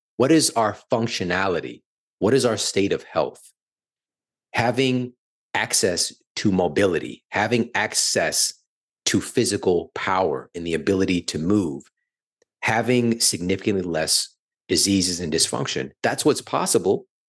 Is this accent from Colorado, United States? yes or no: no; St. Louis, Missouri, United States; moved away as an adult; now in Los Angeles, United States; I'm from Saint Louis, born and raised in the heartland, and, you know, moving here to L A at the end of twenty nineteen